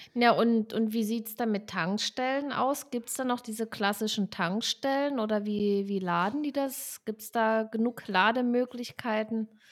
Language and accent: German; Southern Germany, Germany; also ich komme ja aus Süddeutschland